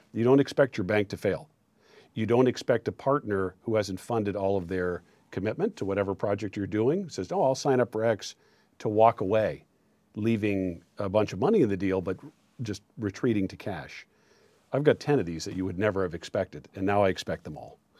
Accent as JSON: {"language": "English", "region": "Maine", "country": "United States", "also_born_or_lived": "New York City", "moved": "as an adult", "said": "I'm from Maine originally. My family's from Aroostook County"}